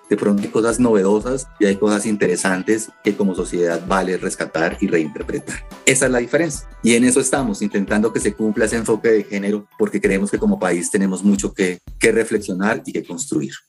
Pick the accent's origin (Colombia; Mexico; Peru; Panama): Colombia; como colombiano